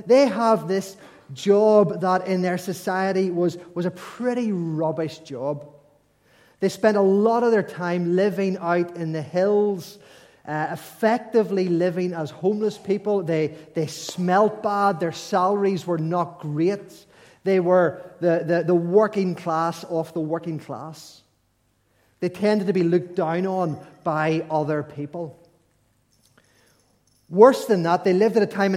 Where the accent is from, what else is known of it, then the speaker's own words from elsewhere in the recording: Ulster, Northern Ireland, United Kingdom; we're from Northern Ireland, Ulster